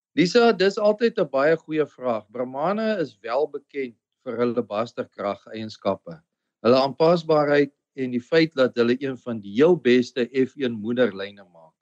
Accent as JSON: {"language": "Afrikaans", "region": "Limpopo", "country": "South Africa", "tie": "born or raised there", "also_born_or_lived": "Free State / United States", "moved": "yes", "lives_now": "Eastern Cape, South Africa", "said": "ek kom eintlik oorspronklik van die Limpopo af, is waar ek groot geword het en gebore is."}